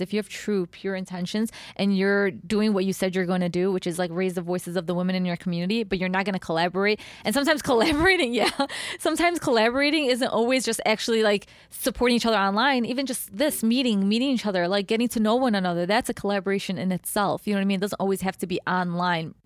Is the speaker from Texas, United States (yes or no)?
no; Chicago, Illinois, United States; Yes, we're from Chicago